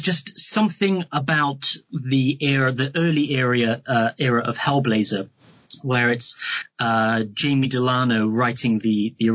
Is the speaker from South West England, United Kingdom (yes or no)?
yes; Wells, South West England, United Kingdom; I'm from Somerset in the UK, which is – it's in the south.